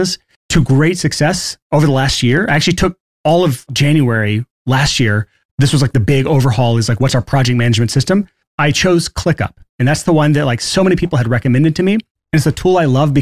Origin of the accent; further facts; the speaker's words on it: Alabama, United States; I'm from Alabama, so this is kind of the same mindset I grew up